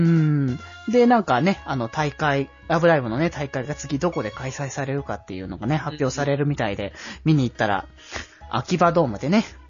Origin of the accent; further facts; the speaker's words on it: Aichi, Japan; 僕は名古屋民ではないので、東京、あ、愛知と言っても